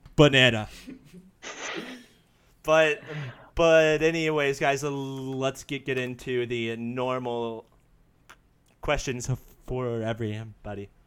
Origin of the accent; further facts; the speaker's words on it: United States; it's great being an American